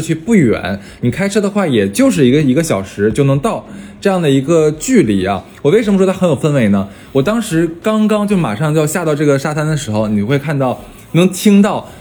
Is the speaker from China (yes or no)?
yes; China; 我们中国人讲究的，倒茶只倒七分满